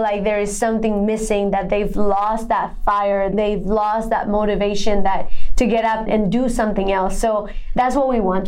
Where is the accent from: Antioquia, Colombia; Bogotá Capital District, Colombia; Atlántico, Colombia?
Bogotá Capital District, Colombia; Bogotá; English is a second language; moved away as an adult; now in United States; I was born and raised in Bogota, Colombia